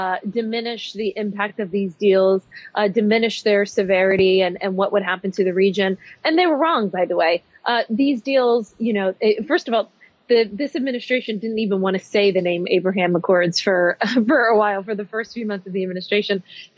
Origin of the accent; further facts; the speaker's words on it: United States; I'm very concerned as an American.